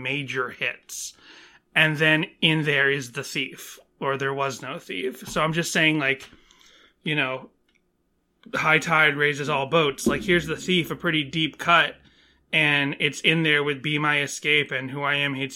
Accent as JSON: {"language": "English", "region": "Northeast", "country": "United States", "tie": "born or raised there", "moved": "yes", "said": "growing up in the Northeast"}